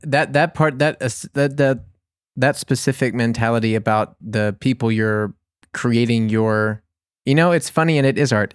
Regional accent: New Orleans, Louisiana, United States; now in Bavaria, Germany; I'm from New Orleans

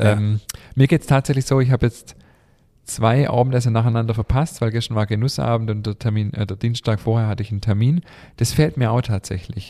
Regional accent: Schwäbisch Hall, Baden-Württemberg, Germany; bei uns in Schwäbisch Hall

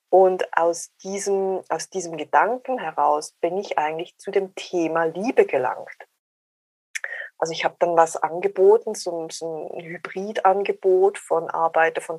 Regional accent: Switzerland; accent: Swiss; ich bin 48, ich bin Schweizerin, hört man sehr wahrscheinlich am Dialekt an.

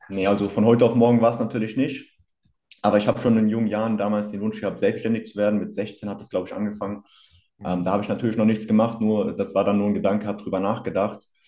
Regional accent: near Hanau, Hesse, Germany; komme aus der Nähe von Hanau

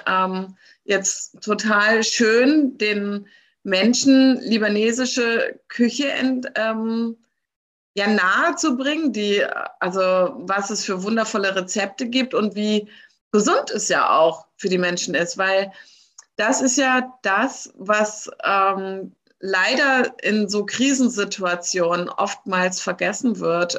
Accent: Germany; mich als Deutsche

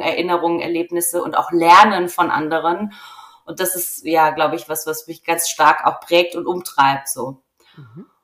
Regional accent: Rhineland-Palatinate, Germany; now in Franconia, Germany; ich bin Pfälzerin

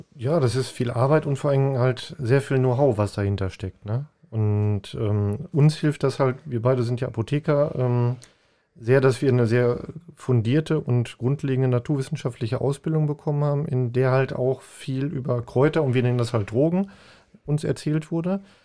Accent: Paderborn, North Rhine-Westphalia, Germany; moved away; ich komme aus Paderborn ursprünglich

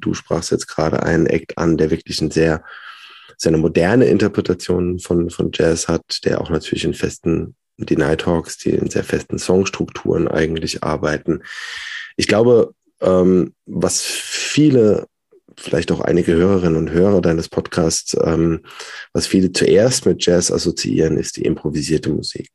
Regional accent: Worms, Rhineland-Palatinate, Germany; also born or lived in Mannheim / Hildesheim / Berlin; bin gebürtiger Wormser.

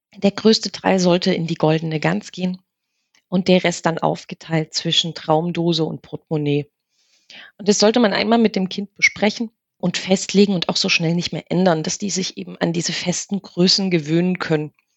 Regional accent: Germany; wir sind ja in der DDR groß geworden

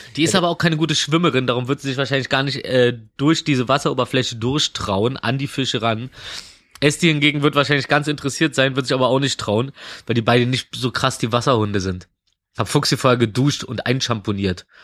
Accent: Berlin, Germany; Und ich komme aus Reinigendorf und ich wohne gerade in Mitte

